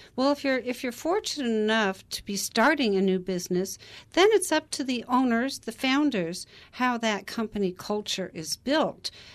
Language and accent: English; Portland, Oregon, United States; I grew up in Portland, Oregon.